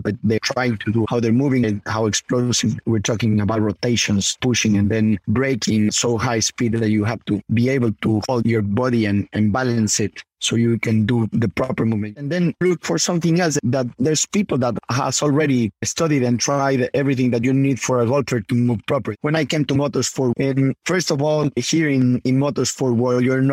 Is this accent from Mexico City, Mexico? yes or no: no; Puebla, Mexico; Puebla, my hometown